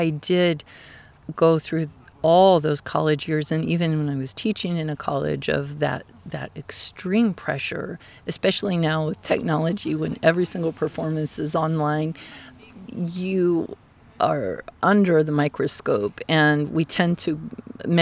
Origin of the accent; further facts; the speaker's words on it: Dallas, Texas, United States; moved away as an adult; also born or lived in Ogden, Utah / Denton, Texas / Miami, Florida / New Jersey; now in Eugene, United States; I grew up in Dallas